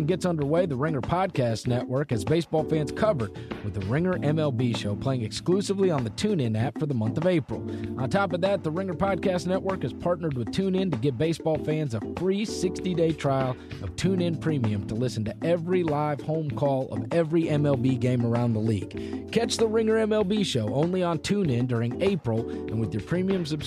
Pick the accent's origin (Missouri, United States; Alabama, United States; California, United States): Missouri, United States; St. Louis; moved away as an adult; also born or lived in New York / Tennessee; now in Memphis, United States; And then when I was eight, moved from New York to St. Louis when I was eight. And then I went to high school in St. Louis.